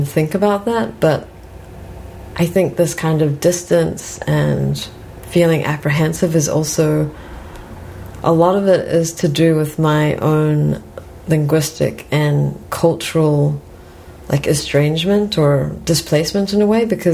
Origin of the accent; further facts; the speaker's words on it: New Zealand; moved away as an adult; now in Canada; I also grew up in New Zealand